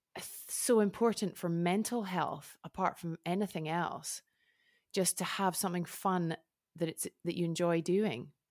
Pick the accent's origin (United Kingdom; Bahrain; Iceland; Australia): United Kingdom; now in Switzerland; I'm British, but I've lived in Switzerland for a long time